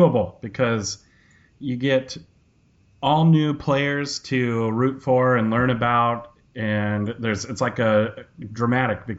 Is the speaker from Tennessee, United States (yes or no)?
no; Idaho, United States; I'm from Idaho